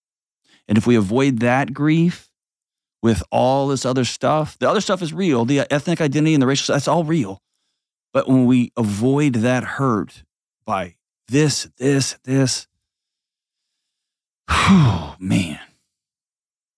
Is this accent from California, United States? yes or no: no; Texas, United States; moved away as an adult; I grew up, I've spent my whole life, except for the last 5 years, in Texas.